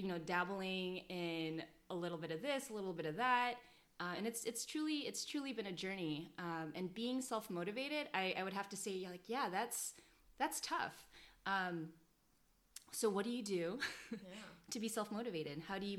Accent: United States; So Jen's Korean-American, I'm Filipino-American

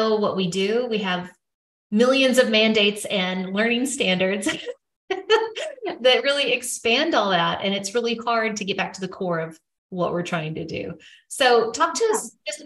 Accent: Arkansas, United States; I'm from Arkansas

